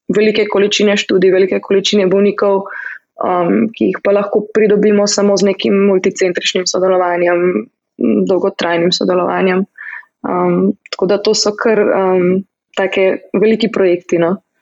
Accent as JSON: {"language": "Slovenian", "country": "Slovenia", "moved": "as an adult", "lives_now": "United States"}